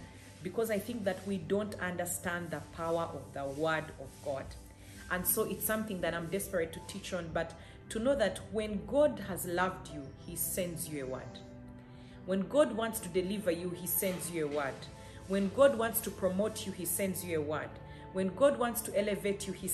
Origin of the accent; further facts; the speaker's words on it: Uganda; I come from Uganda, East Africa, Africa